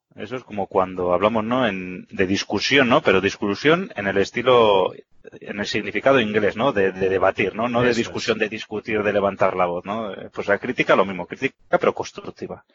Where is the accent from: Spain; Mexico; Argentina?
Spain; Vitoria-Gasteiz, Basque Country; yo ya sabes que soy de Vitoria